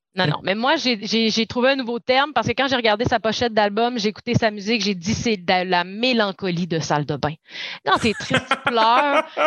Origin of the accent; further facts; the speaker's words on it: Saguenay, Quebec, Canada; je viens du Saguenay